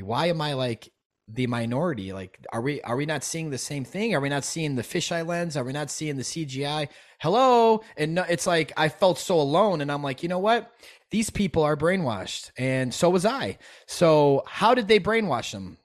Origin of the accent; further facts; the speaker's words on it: Chicago, Illinois, United States; I'm from Chicago. I'm a hip hop guy growing up